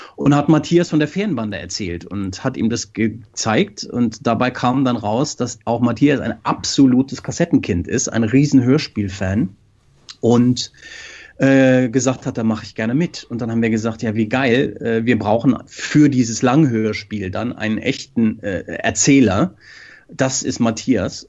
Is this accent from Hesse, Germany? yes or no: yes; Frankfurt, Hesse, Germany; moved away as an adult; now in Norway; Wir kommen beide aus Frankfurt und haben da angefangen